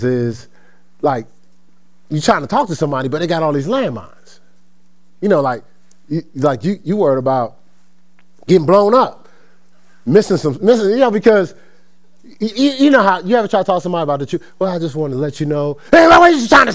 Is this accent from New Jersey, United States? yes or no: yes; Newark, New Jersey, United States; I'm from Newark, New Jersey. So around our wall in school wasn't the presidents